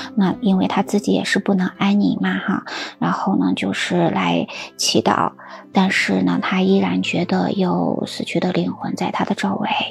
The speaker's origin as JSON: {"language": "Chinese", "country": "China", "said": "我们中国人"}